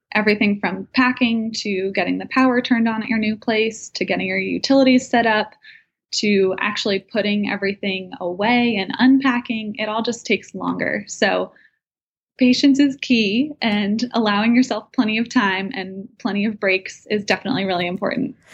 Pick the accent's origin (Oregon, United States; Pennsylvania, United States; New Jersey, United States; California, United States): New Jersey, United States; Bridgewater; moved away as an adult; also born or lived in North Carolina / Evanston, Illinois / Nashville, Tennessee; I'm actually from Bridgewater, New Jersey